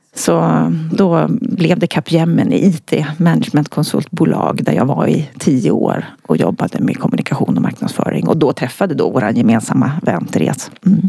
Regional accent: Örnsköldsvik, Västernorrland County, Sweden; moved away; när jag bodde uppe i Örnsköldsvik där jag kommer ifrån

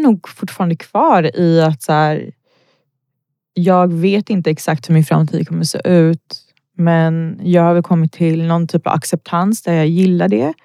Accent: Botkyrka, Stockholm County, Sweden; jag är född och uppvuxen i Botkyrka

